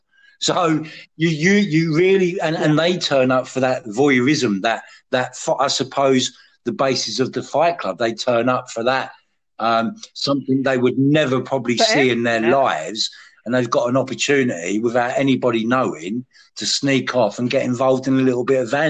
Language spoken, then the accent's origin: English; United Kingdom; our British actors